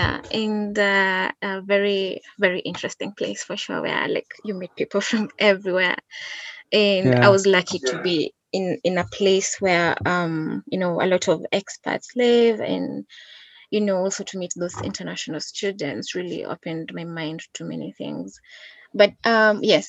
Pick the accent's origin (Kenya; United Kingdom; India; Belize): Kenya; Kisii, Kisii County; I come from Kisii in Kenya, so it's a bit like 6 hours drive from Nairobi